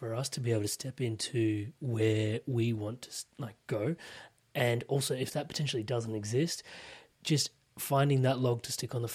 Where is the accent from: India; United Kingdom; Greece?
India; I'm Indian